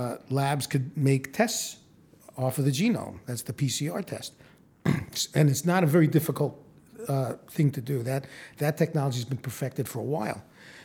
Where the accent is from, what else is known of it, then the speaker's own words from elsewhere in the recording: New York, United States; moved away as an adult; now in Phoenix, United States; I'm originally from New York, where I went to medical school, but I came out here to do my residency and stayed.